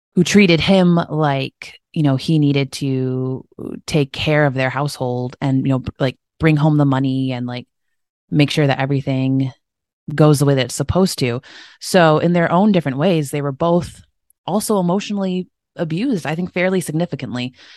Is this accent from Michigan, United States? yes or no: yes; Michigan, United States; grew up in Michigan, uh, in the United States